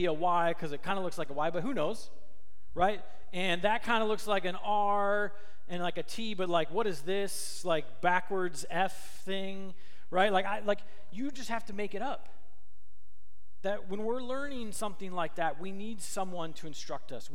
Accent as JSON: {"language": "English", "region": "Minnesota", "country": "United States", "tie": "born or raised there", "said": "I grew up in Minnesota, which is right next to Canada"}